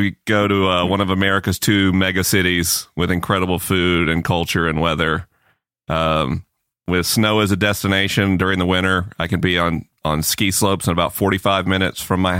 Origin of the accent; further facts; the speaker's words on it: Tallahassee, Florida, United States; accent: Southeast; moved away; Growing up in Tallahassee, you're so excited for a media mention.